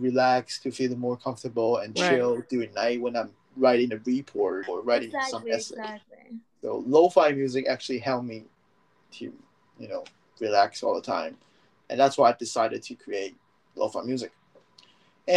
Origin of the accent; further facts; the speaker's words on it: San Francisco Bay Area, California, United States; moved away as an adult; now in Japan; I was born in the United States. I grew up in the United States, San Francisco Bay Area